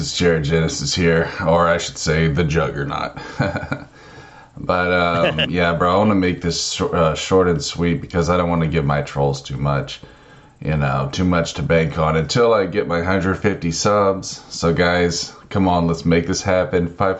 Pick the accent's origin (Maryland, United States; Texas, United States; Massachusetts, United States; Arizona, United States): Texas, United States; I'm from Texas. Yeah. I've got ham in my fucking blood, bro.